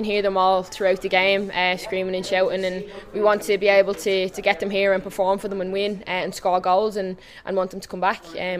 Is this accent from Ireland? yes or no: yes; Dublin, Leinster, Ireland; So now I'm obviously delighted to be able to score tonight in my hometown